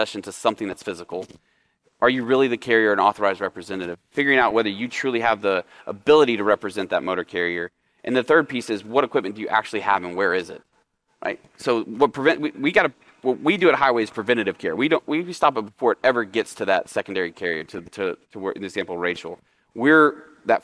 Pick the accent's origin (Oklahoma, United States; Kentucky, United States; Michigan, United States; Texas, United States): Oklahoma, United States; now in Dallas, United States; I'm from Oklahoma